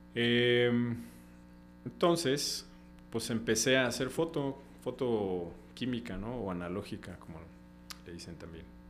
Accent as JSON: {"language": "Spanish", "town": "Comitán", "region": "Chiapas", "country": "Mexico", "tie": "born or raised there", "also_born_or_lived": "Xalapa", "moved": "as an adult", "said": "Comitán, que yo dijera, ay, mi pueblo"}